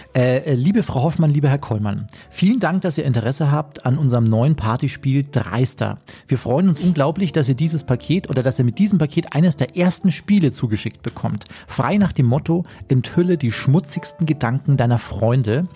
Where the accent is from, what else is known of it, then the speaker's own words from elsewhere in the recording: Chiemgau, Bavaria, Germany; ich bin im Chiemgau damals mit dir aufgewachsen